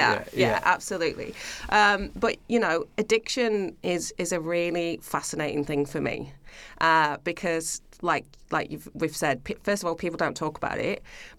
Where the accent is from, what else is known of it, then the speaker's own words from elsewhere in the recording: United Kingdom; now in Australia; As you mentioned before, being British, you know, again, there's not much else to do. Everybody just goes to the pub or they live for the weekend, you know, and we're kind of brought up with that mentality.